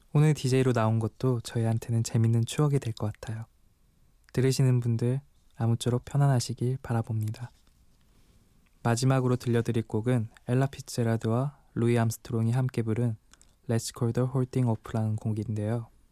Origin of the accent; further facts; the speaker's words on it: Daegu, South Korea; 억양을 듣고 눈치채셨겠지만 저는 대구 토박이고